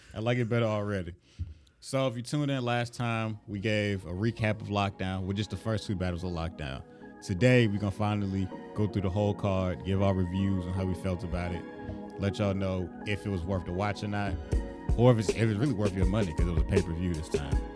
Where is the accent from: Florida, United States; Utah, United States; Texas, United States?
Florida, United States; I'm from Florida